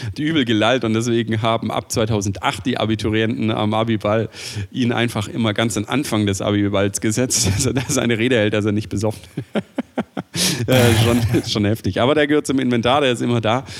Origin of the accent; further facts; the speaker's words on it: Swabia, Germany; ich bin Schwabe